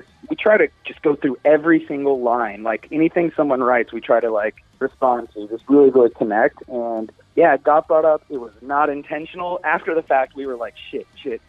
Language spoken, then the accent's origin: English; Florida, United States; we're from Florida